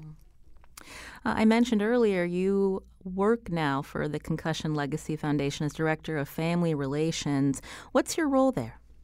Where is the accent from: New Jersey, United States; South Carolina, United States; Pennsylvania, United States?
Pennsylvania, United States; Pittsburgh; I, I come from Pittsburgh